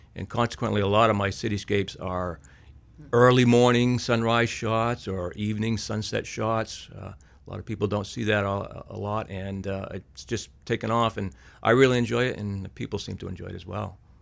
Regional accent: Auburn, Maine, United States; I grew up in Auburn

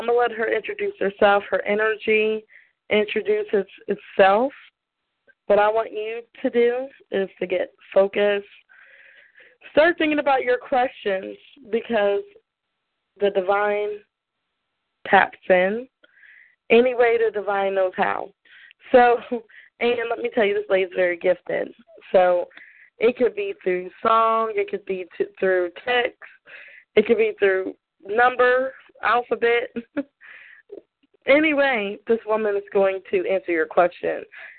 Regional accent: the South, United States; Socks off. Socks off. You can tell I'm from the South originally.

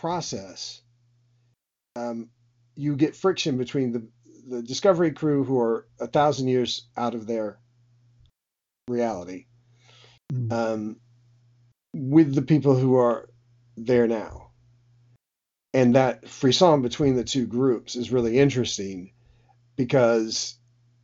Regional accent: United States; as an American

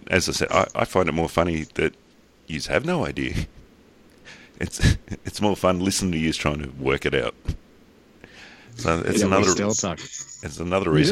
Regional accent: Australia; I'm Australian

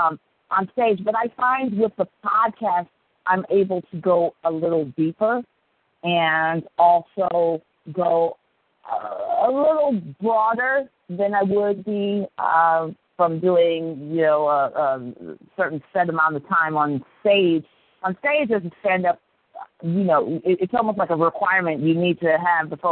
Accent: Akron, Ohio, United States; I grew up in the Midwest in the amazing metropolis of Akron, Ohio

